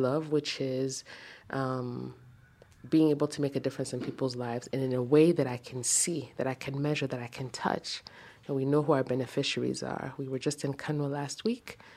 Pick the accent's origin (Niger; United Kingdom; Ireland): Niger; moved away as an adult; also born or lived in United States; I'm from Niger Republic